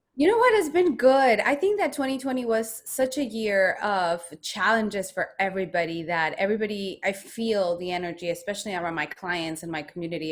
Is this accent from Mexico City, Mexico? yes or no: no; Guadalajara, Jalisco, Mexico; moved away; I am from Mexico. I was born in Guadalajara, Mexico, the land of tequila and mariachi